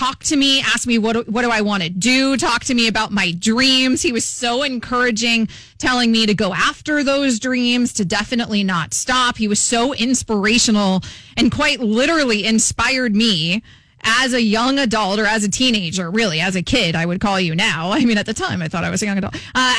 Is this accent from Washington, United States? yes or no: no; Sarasota, Florida, United States; grew up in Sarasota, Florida, which is where Dick Vitale lives. He's a staple there. I grew up on Siesta Key.